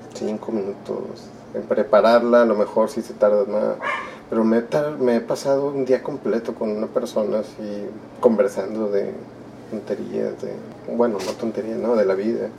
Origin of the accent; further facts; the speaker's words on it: Monterrey, Nuevo León, Mexico; also born or lived in Durango; mis dos hermanas y yo nacimos aquí en Monterrey